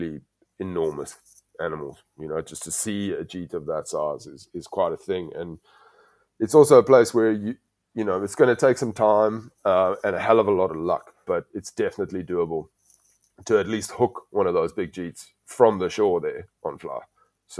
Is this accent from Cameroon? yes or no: no; South Africa; as a South African